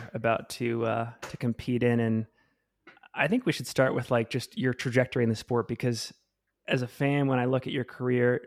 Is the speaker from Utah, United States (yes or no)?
yes; Salt Lake City, Utah, United States; based here in my hometown of Salt Lake City, Utah